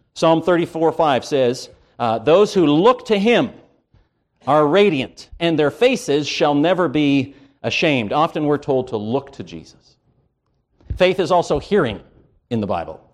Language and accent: English; Canada; I grew up in Canada.